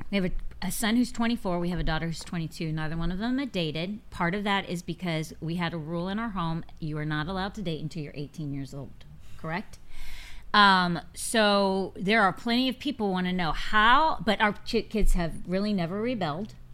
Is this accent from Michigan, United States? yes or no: no; Virginia, United States; we're both from, we're both from Virginia.